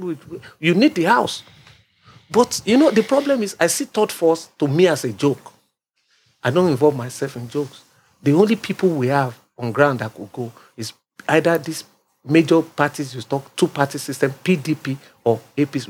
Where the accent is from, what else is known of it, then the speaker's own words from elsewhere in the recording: Lagos, Nigeria; I'm from Lagos State. My father is from Ogun State. I was born in Lagos State.